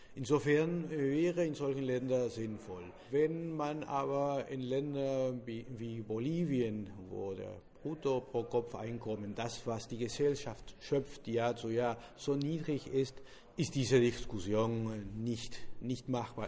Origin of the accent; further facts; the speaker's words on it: Argentina; German is a second language; als Argentinier